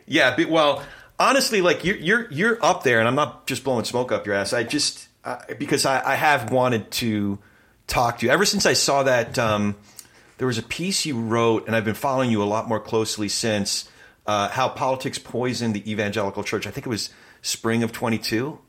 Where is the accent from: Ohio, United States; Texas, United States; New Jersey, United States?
New Jersey, United States; now in Southern California, United States; I'm from Jersey originally